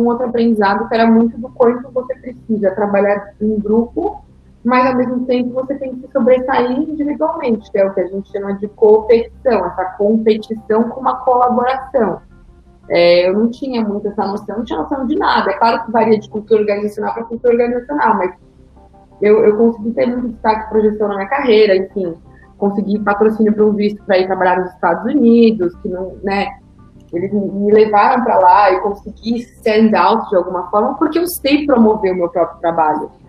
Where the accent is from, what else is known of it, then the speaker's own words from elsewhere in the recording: Guarulhos, São Paulo, Brazil; moved away; eu nasci em São Paulo e fui morar em, em Guarulhos muito cedo, então não ser de São Paulo faz parte assim, da minha história de alguma forma, porque até os 18 anos eu morava em Guarulhos